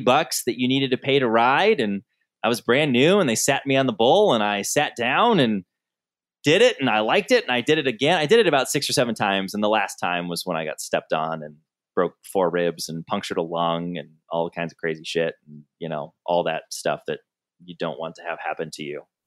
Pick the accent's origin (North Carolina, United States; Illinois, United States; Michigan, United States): Michigan, United States; Southern; I grew up in Southern Michigan where there were rodeos every weekend